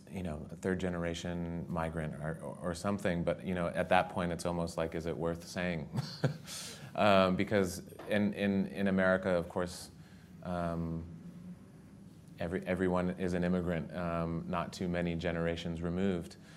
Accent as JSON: {"language": "English", "region": "Southwest", "country": "United States", "tie": "born or raised there", "moved": "as an adult", "said": "I grew up in the Southwest"}